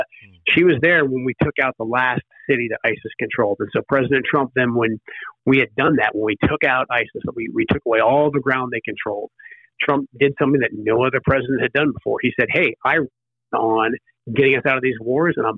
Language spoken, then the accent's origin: English; Portland, Oregon, United States; now in Washington, United States; my hometown, Portland, Oregon, close to the district I live in now